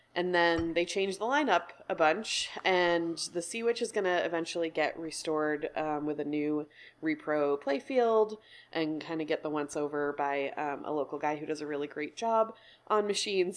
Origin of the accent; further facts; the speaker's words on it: New York, United States; also born or lived in Chicago; now in Portland, United States; I'm from New York and then I lived in Chicago and then moved out to Portland about eight years ago